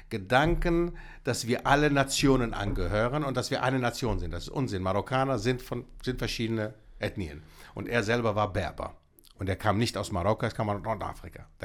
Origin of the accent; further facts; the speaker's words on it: Greece; Ich komme aus Griechenland